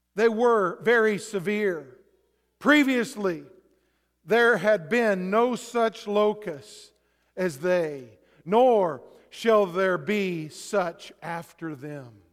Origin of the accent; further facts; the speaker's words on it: Texas, United States; I grew up in Texas